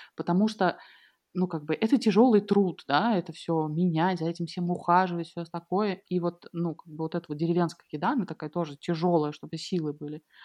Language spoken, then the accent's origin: Russian; Russia; moved away